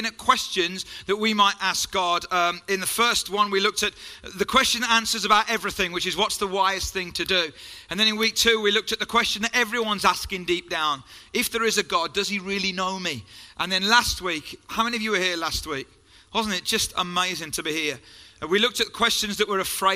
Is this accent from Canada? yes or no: no; Hagley, West Midlands, United Kingdom; accent: Black Country; I was brought up in Hagley and Pedmore